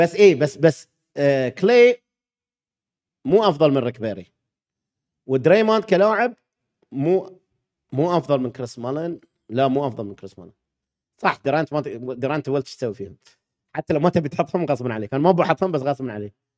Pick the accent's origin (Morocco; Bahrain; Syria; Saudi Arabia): Bahrain; لان انا بحريني